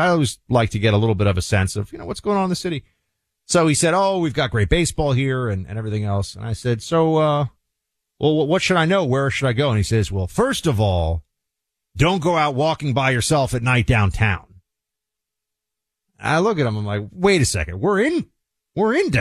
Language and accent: English; New York City, New York, United States; moved away as an adult; now in Florida, United States; as a New Yorker, I've spent obviously a ton of time in the Northeast and in New York and DC. Now I live in Florida.